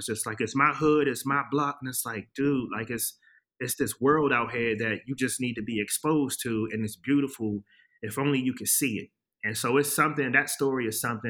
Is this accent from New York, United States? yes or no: no; Washington, District of Columbia, United States; I'm from Washington, D.C. I grew up there during the late 80s, early 90s